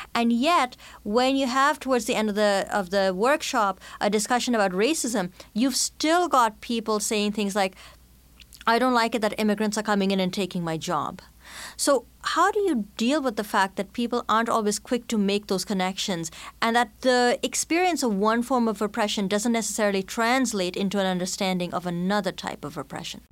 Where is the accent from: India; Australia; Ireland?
India; accent: mishmash of Canadian, British, and Indian; moved away as an adult; now in Canada; as an immigrant, growing up in India, then settling in Canada as an adult